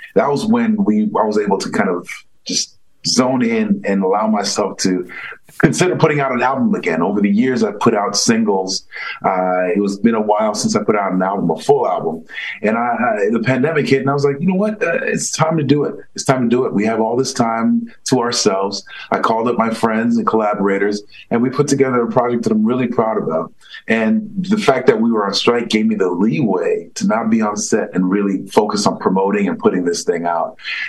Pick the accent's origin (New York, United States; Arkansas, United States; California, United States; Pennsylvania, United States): New York, United States; New York City; I grew up the son of two Haitian immigrants, so very academically inclined.